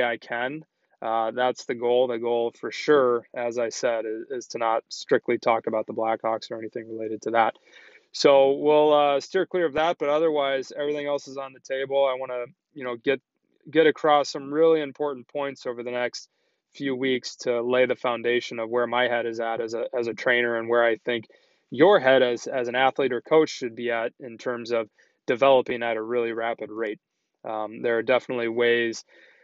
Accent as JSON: {"language": "English", "town": "Chicago", "region": "Illinois", "country": "United States", "tie": "born or raised there", "also_born_or_lived": "Boston / Minnesota", "said": "So I grew up in Chicago"}